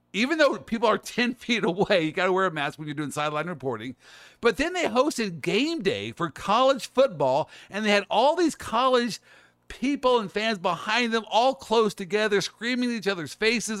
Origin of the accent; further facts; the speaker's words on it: Kansas City, Missouri, United States; moved away as an adult; now in Orlando, United States; I'm from Kansas City. I lived in Kansas City all my life